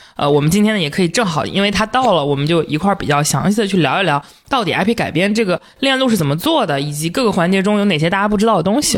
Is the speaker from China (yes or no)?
yes; northern China, China; 虽然我是个北方人